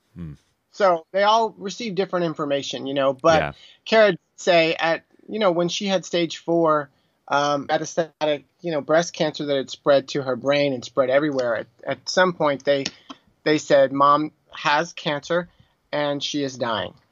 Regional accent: Texas, United States; also born or lived in New York City, United States; now in Burbank, United States; I'm from Texas

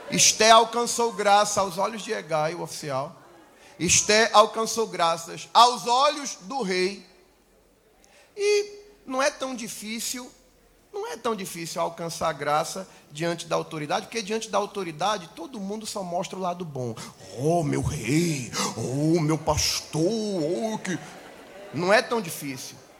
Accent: Manaus, Amazonas, Brazil; Eu nasci em Manaus

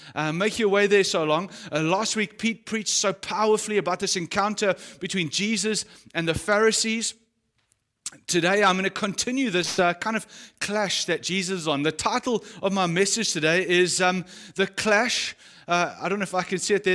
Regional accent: South Africa; as a South African or someone who's grown up in South Africa

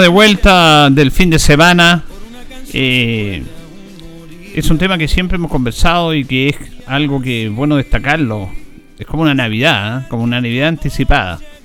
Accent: Chile; como chilenos

